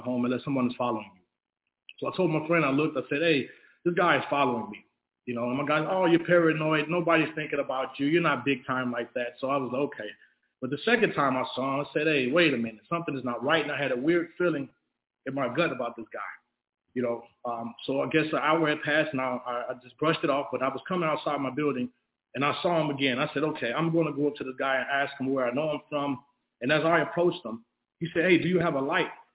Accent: Chicago, Illinois, United States; I'm originally from Chicago, Illinois

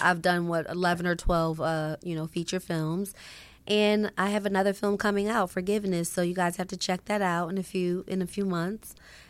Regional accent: Philadelphia, Pennsylvania, United States; also born or lived in Los Angeles; You know, I actually was born here in L.A.

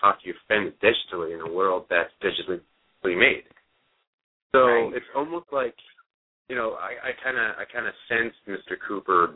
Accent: Japan; moved away; I grew up in Japan

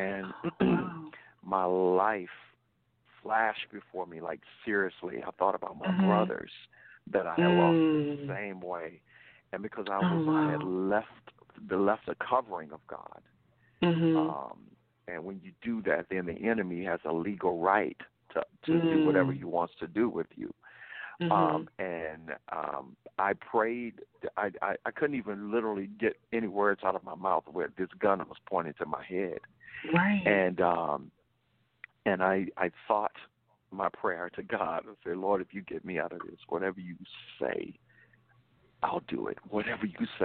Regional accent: Louisiana, United States; moved away; I'm from the South. I'm from Louisiana

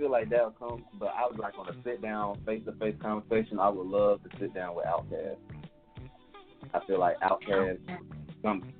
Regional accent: Brunswick, Georgia, United States; moved away as an adult; now in Atlanta, United States; I'm from Atlanta, Georgia. Originally from Brunswick. That's a small town, one high school, one elementary school type city, you know. But they're living in Atlanta for the past 6 years now. So Georgia's home base.

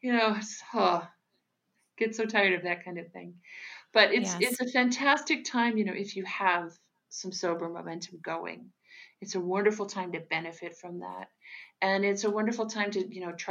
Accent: United States; moved away as an adult; also born or lived in Lisbon, Portugal; now in Portugal; I'm American, but I moved to Portugal in 1993 to accept a job with the Gulbenkian Orchestra in Lisbon

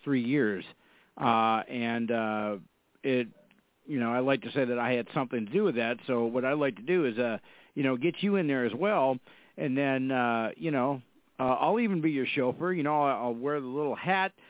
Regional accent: Fargo, North Dakota, United States; I'm from Fargo, North Dakota. We have uh, we have four seasons here

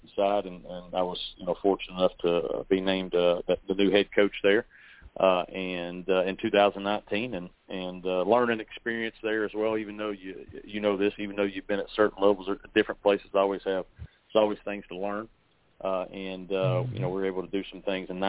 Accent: near Knoxville, East Tennessee, United States; moved away as an adult; also born or lived in South Carolina; I grew up in East Tennessee, right outside of Knoxville, a little small town

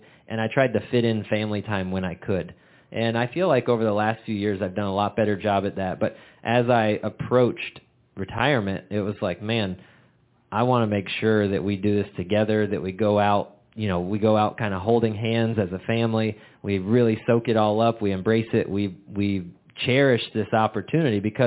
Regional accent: Florida, United States; growing up in Florida and that little Hispanic community

